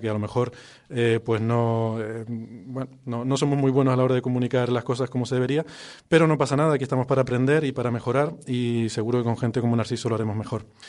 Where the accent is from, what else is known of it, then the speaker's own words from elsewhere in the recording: Icod de los Vinos, Canary Islands, Spain; es mi pueblo natal. de hecho, la casa de mis padres, donde yo crecí, está bueno, a menos de 50 metros de este estudio